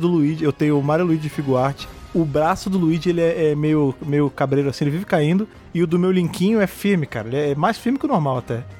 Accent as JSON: {"language": "Portuguese", "region": "Rio de Janeiro", "country": "Brazil", "moved": "as an adult", "lives_now": "São Paulo, Brazil", "said": "Eu já morava em São Paulo, né, que sou do Rio de Janeiro, eu vim morar em São Paulo"}